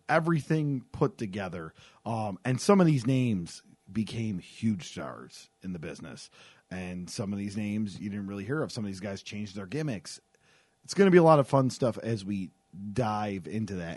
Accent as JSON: {"language": "English", "town": "Buffalo", "region": "New York", "country": "United States", "said": "we're both from the Buffalo, New York area"}